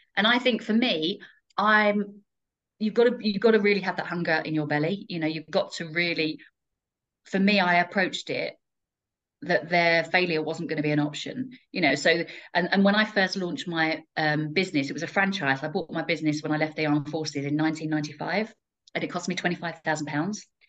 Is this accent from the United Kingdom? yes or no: yes; Essex, East of England, United Kingdom; moved away as an adult; now in Kettering, United Kingdom; I'm originally from Essex, um, and when I left the armed forces, I set up my franchise in Kettering